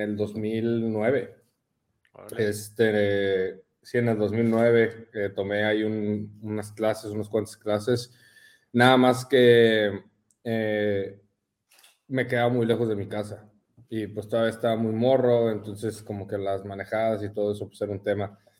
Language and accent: Spanish; Mexico City, Mexico; moved away as an adult; now in Ensenada, Mexico; Yo crecí en la Ciudad de México.